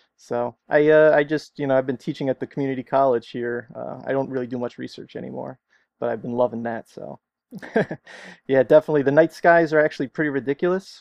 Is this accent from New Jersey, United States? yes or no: yes; New Jersey, United States; moved away as an adult; now in Arizona, United States; I'm from New Jersey originally, and I, uh, came out here for my grad program